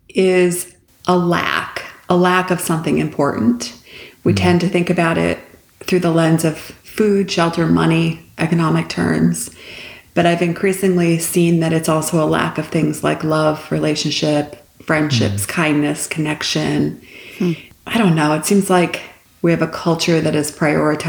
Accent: Detroit, Michigan, United States; also born or lived in Canada; I'm from Canada originally. I grew up in Detroit

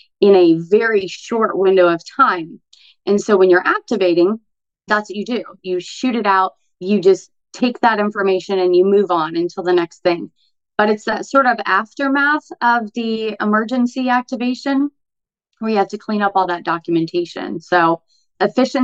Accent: Arizona, United States; moved away as an adult; now in Florida, United States; as an Arizona girl. So I moved here from Arizona 4 years ago

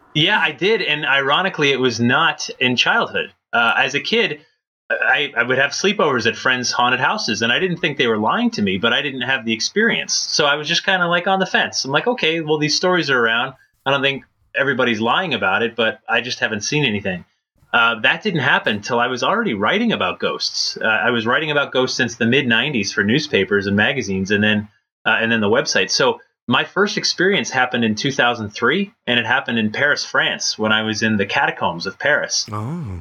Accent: Connecticut, United States; I did a lot of growing up in Connecticut

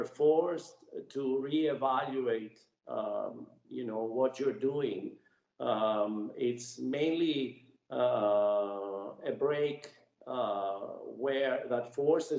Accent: Cyprus; I grew up in Cyprus, and as a child, you know, at the age of 7 years old, we had the Turkish invasion.

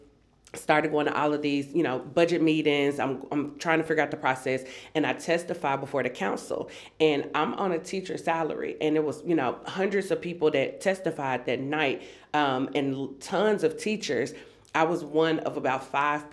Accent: Memphis, Tennessee, United States; also born or lived in Antioch, Nashville, Tennessee; I'm a lifelong Tennessean, born and raised in Memphis, Tennessee.

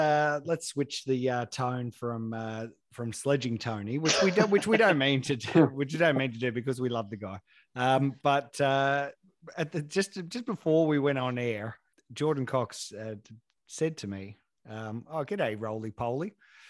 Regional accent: Sydney, New South Wales, Australia; I grew up in Sydney.

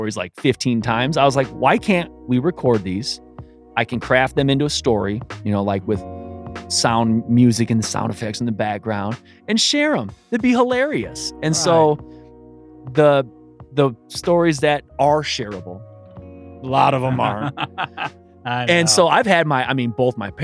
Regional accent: South Bend, Indiana, United States; also born or lived in Granger, Indiana; I grew up on Longfellow right across Twickenham, 1330. So I lived there until I was 16.

